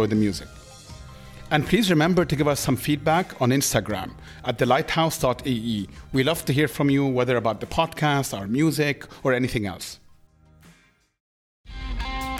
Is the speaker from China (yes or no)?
no; Egypt; I grew up in Egypt